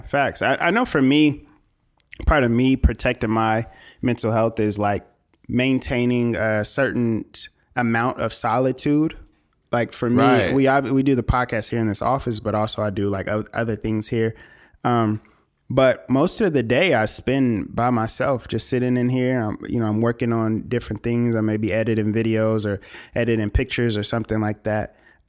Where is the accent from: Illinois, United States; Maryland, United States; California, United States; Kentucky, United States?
California, United States; Nigga, I'm from California.